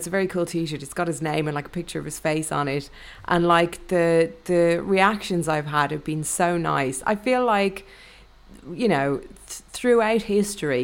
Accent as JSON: {"language": "English", "country": "Ireland", "said": "I'm Irish"}